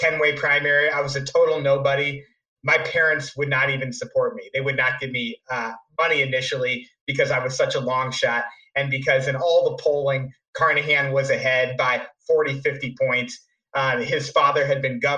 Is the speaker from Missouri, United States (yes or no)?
yes; St. Louis, Missouri, United States; also born or lived in New York City; came back after 5 years in New York City to my hometown of St. Louis